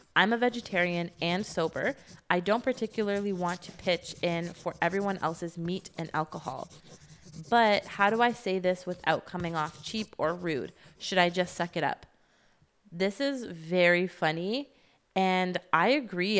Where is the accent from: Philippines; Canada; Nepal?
Canada; I'm Canadian